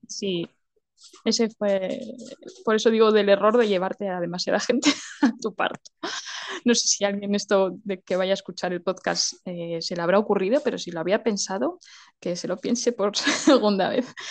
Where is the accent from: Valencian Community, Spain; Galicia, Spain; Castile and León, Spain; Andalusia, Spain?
Castile and León, Spain; a village in León; soy de un pueblo de León que se llama Tabullo del Monte, muy chiquitito